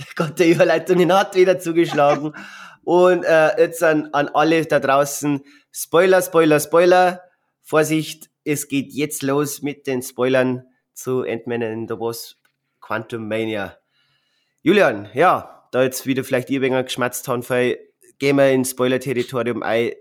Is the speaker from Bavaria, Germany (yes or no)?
yes; Bavaria, Germany; bei uns in Bayern